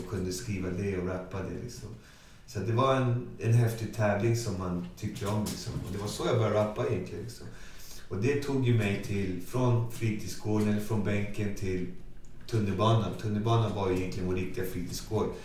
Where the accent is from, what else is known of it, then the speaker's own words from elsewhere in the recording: Botkyrka, Stockholm County, Sweden; Så jag kommer från Alby, då, Botkyrka. Jag är född, fostrad, uppvuxen i Alby